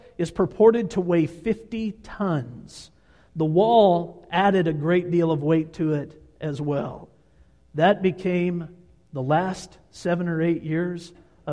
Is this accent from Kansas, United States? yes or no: yes; Kansas, United States; I'm from Kansas. That's where my people are